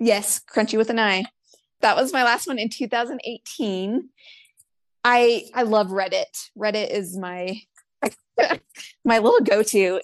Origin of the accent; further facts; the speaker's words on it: Spokane, Washington, United States; moved away as an adult; I grew up in Spokane. I stayed there the whole time